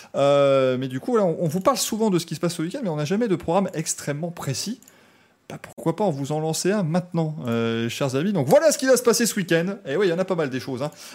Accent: Belgium; je suis belge

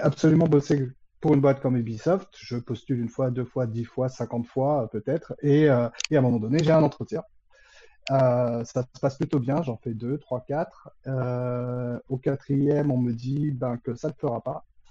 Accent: Créteil, Île-de-France, France; je suis de la région parisienne. Euh, donc, euh, je suis, euh, je suis même christolien, euh, donc, euh, de la ville de Créteil à l'origine

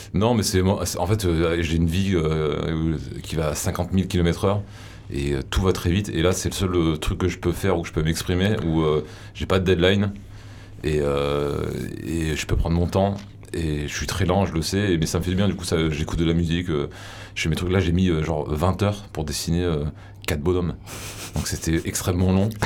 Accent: Avignon, Provence-Alpes-Côte d'Azur, France; je viens du, d'Avignon

